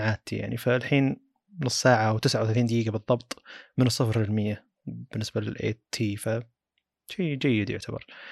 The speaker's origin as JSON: {"language": "Arabic", "country": "Saudi Arabia", "said": "عندنا بالسعوديه"}